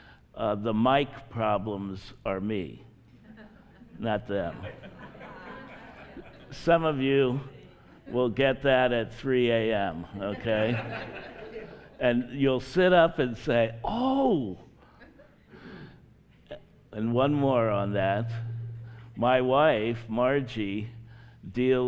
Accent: Hershey, Pennsylvania, United States; moved away as an adult; also born or lived in Philadelphia, Pennsylvania; now in Frederick, United States; I grew up near Hershey, Pennsylvania

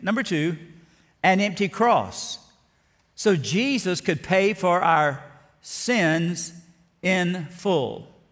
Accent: South Alabama, United States; born or raised there; also born or lived in Ruston, Louisiana

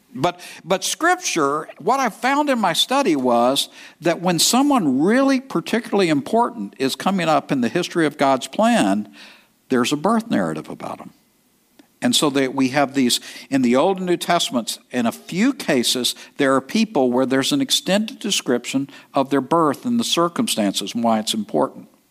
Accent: East Texas, United States; I'm from East Texas

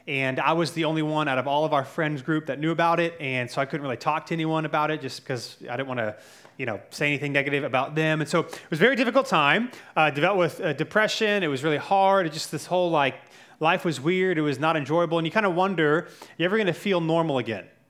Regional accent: North Carolina, United States; I grew up in North Carolina

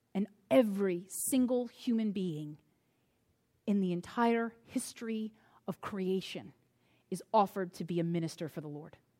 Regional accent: United States; my experience as an American

